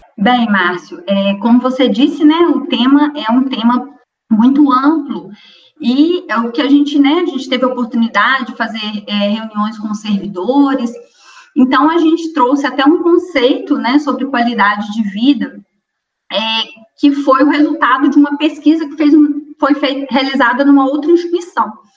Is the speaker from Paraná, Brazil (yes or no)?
no; Astolfo Dutra, Minas Gerais, Brazil; Minha origem, eu sou de um distrito de Astolfo Dutra, né? De uma colônia de italianos que chama Colônia Santa Maria